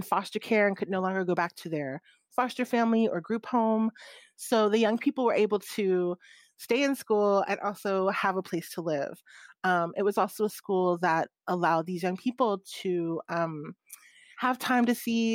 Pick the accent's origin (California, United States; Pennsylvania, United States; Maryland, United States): Maryland, United States; I grew up in Maryland